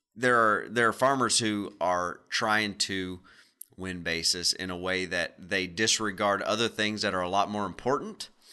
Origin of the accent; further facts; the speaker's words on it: Arkansas, United States; We're all from Arkansas